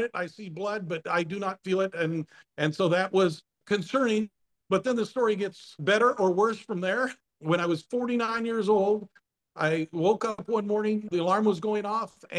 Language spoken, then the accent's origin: English; Eastern Washington State, United States; I grew up in Eastern Washington State on a dryland wheat farm.